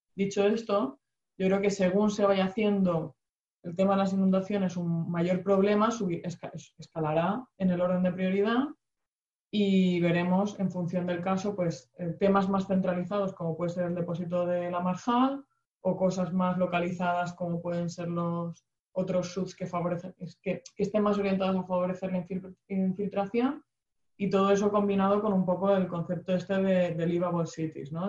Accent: Region of Murcia, Spain; yo soy de Murcia

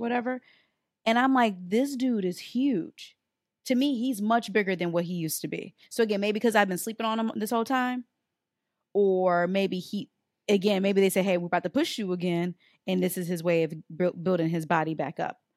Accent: Detroit, Michigan, United States; We from Detroit. We're from Detroit.

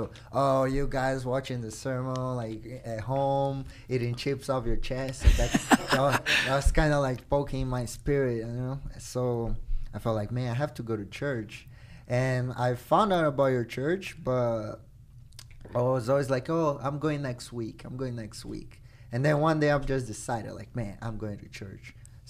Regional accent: Brazil; born or raised there; first language Portuguese; English is a second language; moved away as an adult

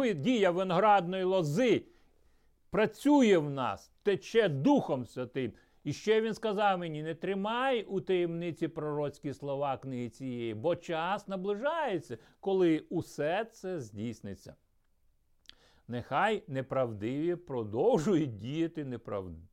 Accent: Ukraine; also born or lived in Troitsk, Chelyabinsk Oblast, Russia; потім ми переїхали в Україну

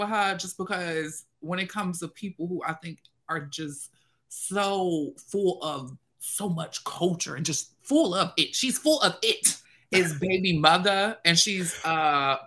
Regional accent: the South, United States; I'm a doll from the South, a Black queer doll from the South.

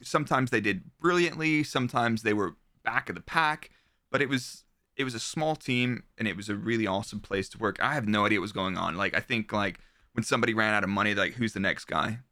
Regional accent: Dallas, Texas, United States; moved away as an adult; I'm from Texas, so I was there until I was twenty-five

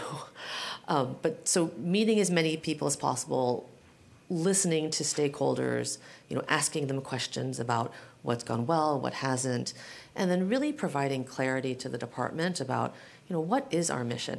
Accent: San Francisco, California, United States; also born or lived in Guam; I consider San Francisco my hometown, uh, but my family was actually living in Guam when I was born. We spent my very young years there. Moved to San Francisco

